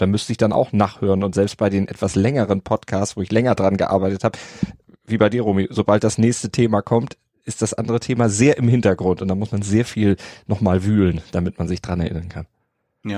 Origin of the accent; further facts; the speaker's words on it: Oldersbüll, Schleswig-Holstein, Germany; also born or lived in Hamburg; aufgewachsen in Nordfriesland, gar nicht weit weg von Pellworm, allerdings ein bisschen übers Wasser rüber in der Nähe von Husum